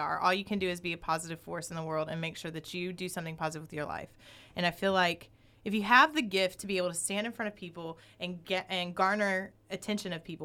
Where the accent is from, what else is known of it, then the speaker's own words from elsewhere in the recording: the South, United States; also born or lived in New York; now in Sherman Oaks, United States; I grew up in the South around a lot of racism